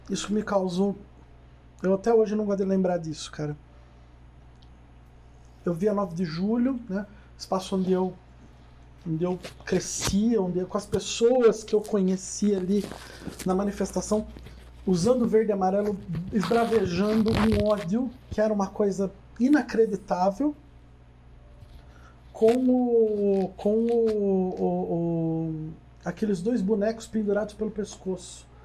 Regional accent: Curitiba, Paraná, Brazil; born there; Eu nasci em Curitiba, gente.

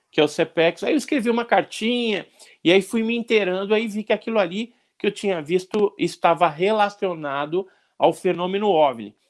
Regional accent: Santos, São Paulo, Brazil; moved away; Eu nasci em Santos também.

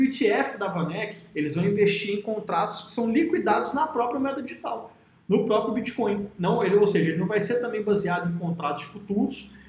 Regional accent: Minas Gerais, Brazil; como eu sou de Minas Gerais

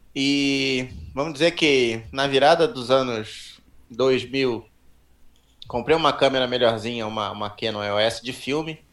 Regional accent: Petrópolis, Rio de Janeiro, Brazil; also born or lived in São Paulo; nasci em São Paulo, me mudei para Petrópolis, comecei a fazer trilha pelo clube de montanhismo lá

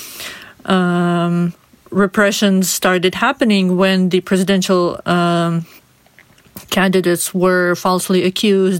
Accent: Belarus; I was born and raised in Belarus

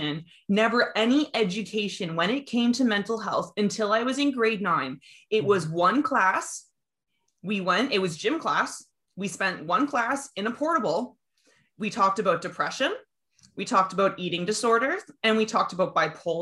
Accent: Kitchener, Ontario, Canada; I grew up in Kitchener-Waterloo, so I went to Resurrection

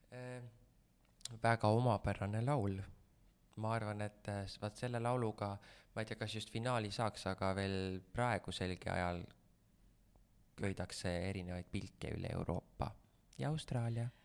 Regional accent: Vändra, Pärnu County, Estonia; ma olen Vändrast pärit

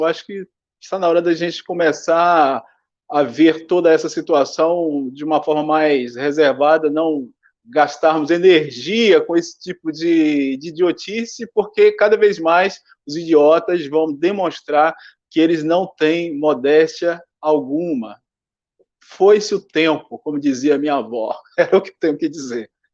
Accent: Rio de Janeiro, Brazil; nós que somos aqui do Rio

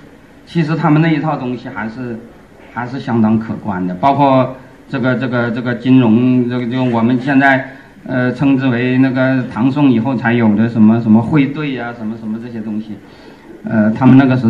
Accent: China; 就是我们中国人经常都说我们中华文明是世界上唯一延续了什么若干千年

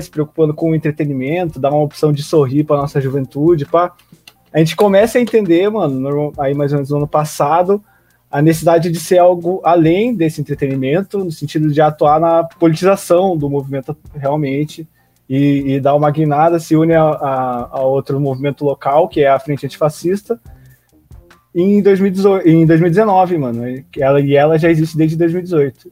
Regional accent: Itapeva, São Paulo, Brazil; Sou de Itapeva, interiorzão do interiorzão de São Paulo, quase no Paraná, na borda aí.

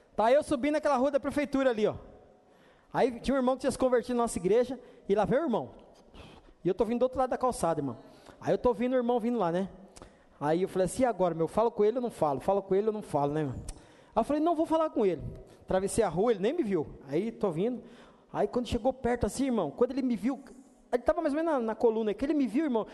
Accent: Brazil; nessa terra que nós estamos aqui, nós somos chamados de brasileiros

